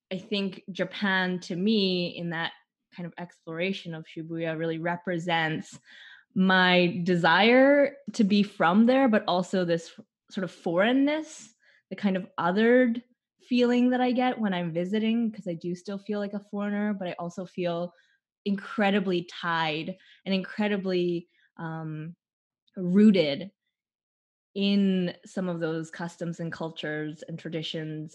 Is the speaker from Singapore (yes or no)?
no; Canada; I'm from Canada